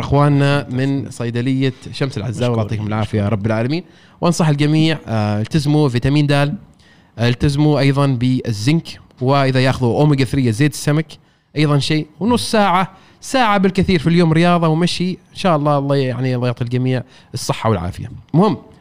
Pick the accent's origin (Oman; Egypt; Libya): Oman; انا شخص عماني اشتغل في رياده الاعمال